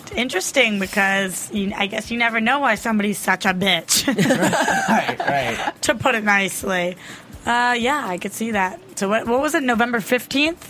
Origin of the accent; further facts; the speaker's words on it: East Coast, United States; I'm from the East Coast